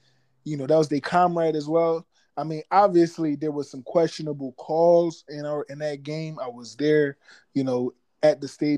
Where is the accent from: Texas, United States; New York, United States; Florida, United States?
Florida, United States; Miami; I grew up in Miami